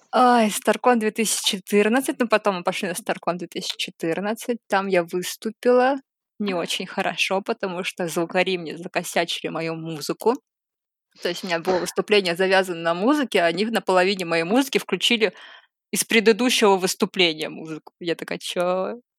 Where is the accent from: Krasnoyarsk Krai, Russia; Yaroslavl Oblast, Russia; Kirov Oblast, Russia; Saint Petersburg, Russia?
Saint Petersburg, Russia; moved away as an adult; now in Moscow Oblast, Russia; я из Питера, но сейчас я живу в Подмосковье